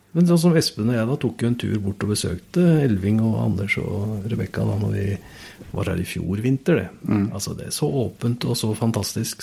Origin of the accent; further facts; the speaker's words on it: Oslo, Norway; Jeg vokste jo opp i Oslo